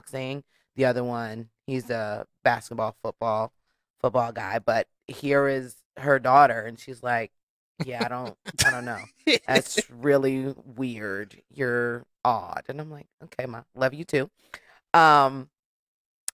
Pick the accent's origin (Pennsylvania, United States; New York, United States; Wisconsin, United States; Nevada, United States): New York, United States; moved away; also born or lived in Norwalk, Connecticut / Charlotte, North Carolina; I'm originally from New York